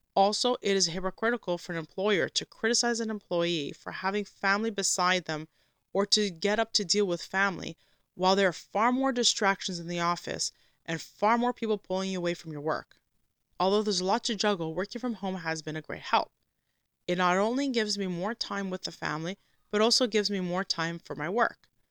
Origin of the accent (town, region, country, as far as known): Canada